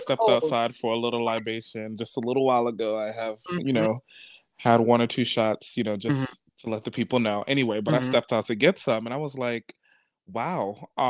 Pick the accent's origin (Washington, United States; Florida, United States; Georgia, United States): Florida, United States; moved away; growing up in Florida, we didn't really have the winter.